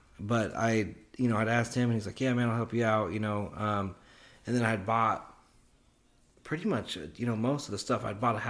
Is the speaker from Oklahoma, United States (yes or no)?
yes; Oklahoma City, Oklahoma, United States; You know, I'm from Oklahoma City